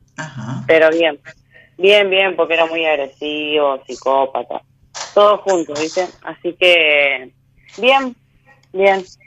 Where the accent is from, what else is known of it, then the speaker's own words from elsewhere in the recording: Santa Fe, Argentina; De Santa Fe, soy de Santa Fe Capital